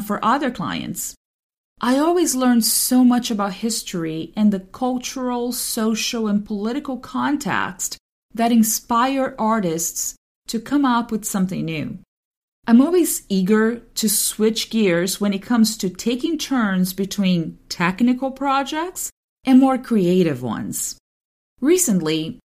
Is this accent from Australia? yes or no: no; Brazil; I'm from Brazil